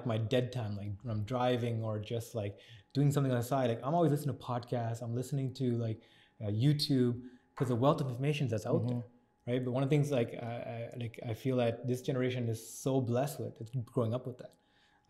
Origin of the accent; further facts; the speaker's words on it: Scarborough, Ontario, Canada; I grew up in Scarborough. Most of us did as well.